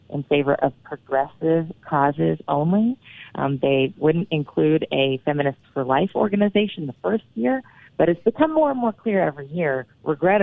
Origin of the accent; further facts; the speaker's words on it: North Carolina, United States; moved away; I'm originally from North Carolina